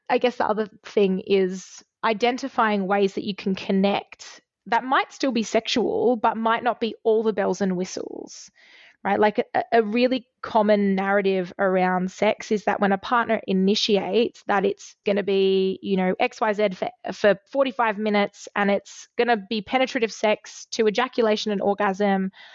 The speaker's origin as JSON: {"language": "English", "country": "Australia", "tie": "born or raised there", "said": "as a fifteen-year-old girl growing up in Australia"}